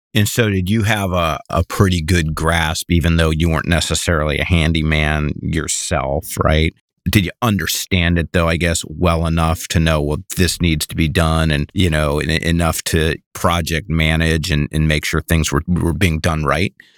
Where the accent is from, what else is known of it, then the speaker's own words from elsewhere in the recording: Midwest, United States; I grew up in the Midwest